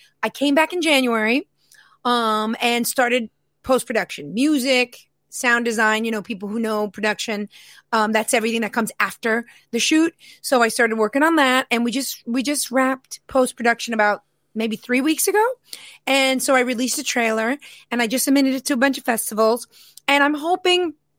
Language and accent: English; New York City, New York, United States; It's loosely based on my childhood because I grew up in Queens, New York.